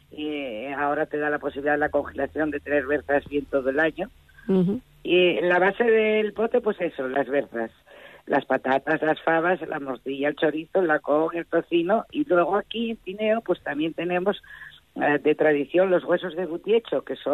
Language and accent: Spanish; Pravia, Asturias, Spain; cuando yo vine, cuando me casé, que vine de Pravia, en Pravia la costumbre era fijar la berza muy menudina, muy menudina.